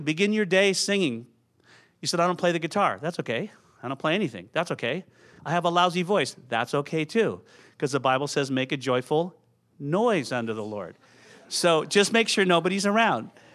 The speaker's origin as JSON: {"language": "English", "town": "San Jose", "region": "California", "country": "United States", "tie": "born or raised there", "also_born_or_lived": "Aptos, California", "moved": "as an adult", "lives_now": "Portland, United States", "said": "I grew up in Santa Clara, San Jose"}